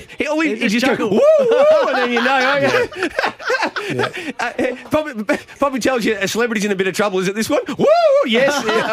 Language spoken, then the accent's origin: English; Geelong, Victoria, Australia; Geelong, my hometown